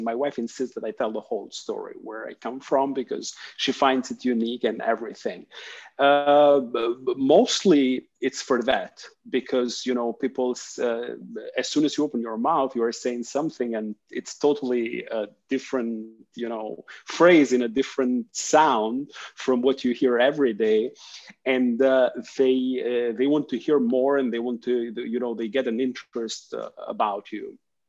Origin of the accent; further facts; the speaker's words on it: Albania; English is a second language; moved away; also born or lived in Greece; I originally am from Albania. It's a little country in the Balkans. It's between Greece and Italy. I have moved quite a lot through my life experience for work, mainly for school.